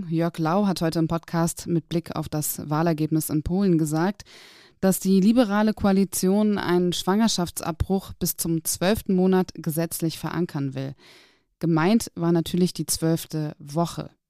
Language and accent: German; Berlin, Germany; Erstens sind wir beide in Berlin-Wedding aufgewachsen